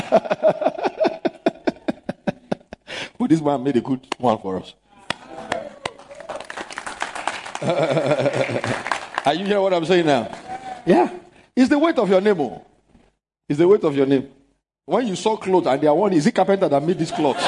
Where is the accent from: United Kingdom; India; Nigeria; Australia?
Nigeria; Lagos; There are places I knew growing up in Lagos